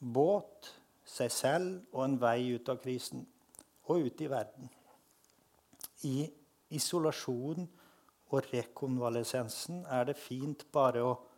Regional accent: Frøya, Trøndelag, Norway; accent: Trøndersk; Jeg vokste opp på Frøya, som er den ytterste øya i trøndelagskysten.

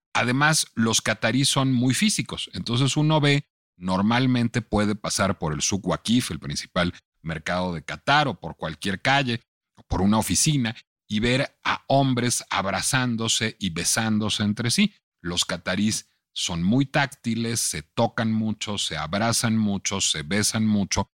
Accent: Mexico

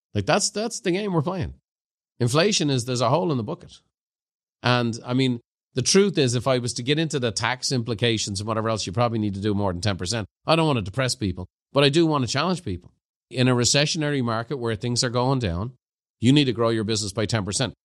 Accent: Ireland; growing up in Ireland

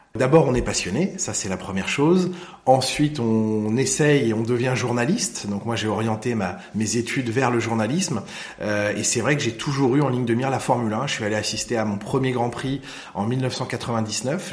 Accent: Lohéac, Brittany, France; j'ai grandi là-bas, j'ai passé mes vacances là-bas

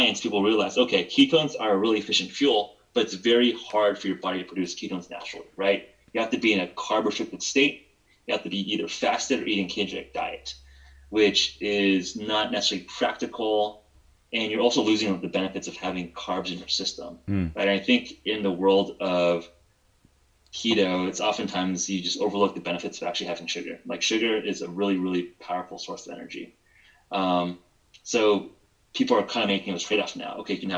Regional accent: Palos Verdes, California, United States; also born or lived in Stanford; I grew up in Palos Verdes, which is a suburb of Los Angeles

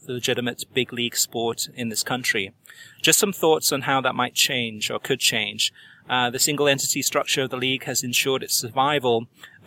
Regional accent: United States; as an American soccer fan from the grassroots up

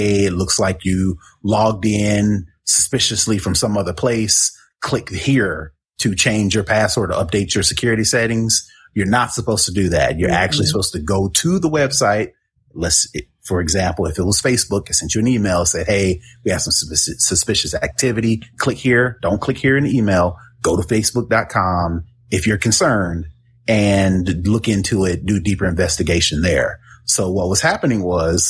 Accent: Indianapolis, Indiana, United States; I'm from Indianapolis.

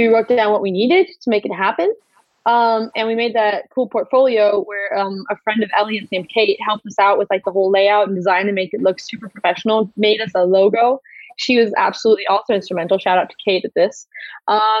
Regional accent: United States; now in Germany; we're both American

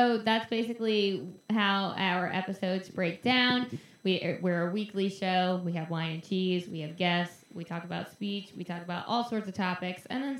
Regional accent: Staten Island, New York, United States; And so I'm from Staten Island, New York. I never lived anywhere longer than 2 years before I was 12. So I lived in 4 different states, 10 different houses, and I went to 13 different schools.

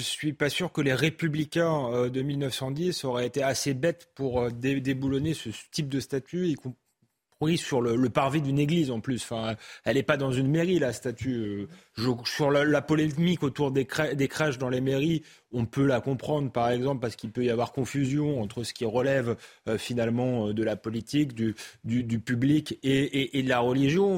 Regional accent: Épinay-sur-Seine, Île-de-France, France; j'ai grandi à Épinay-sur-Seine, à Saint-Denis

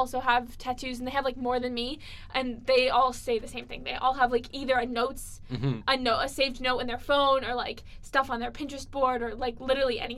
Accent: Boston, Massachusetts, United States; accent: Boston; I grew up in Boston

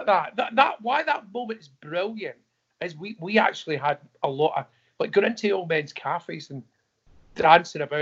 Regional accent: Scotland, United Kingdom; I'm Scottish

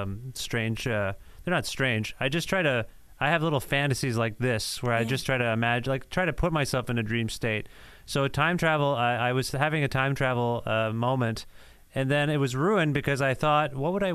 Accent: India; I'm Indian

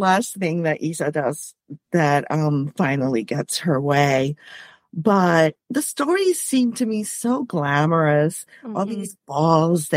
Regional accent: Puerto Rico; moved away as an adult; also born or lived in Boston; now in United States; Well, I am Puerto Rican. I grew up in Puerto Rico.

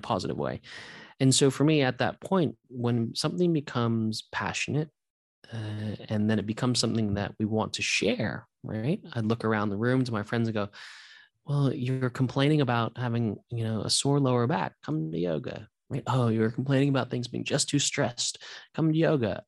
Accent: Santa Monica, California, United States; also born or lived in New Zealand; I was actually born in New Zealand, but I grew up in Santa Monica, um, from about the age of four.

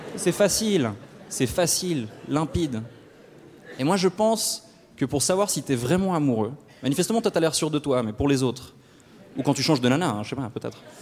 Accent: Switzerland; chez nous en Suisse

